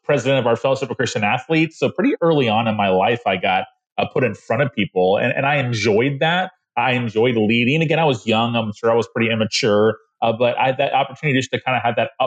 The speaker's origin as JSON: {"language": "English", "town": "Tallahassee", "region": "Florida", "country": "United States", "tie": "born or raised there", "said": "I'm from the city that where I pastor now. I grew up in Tallahassee"}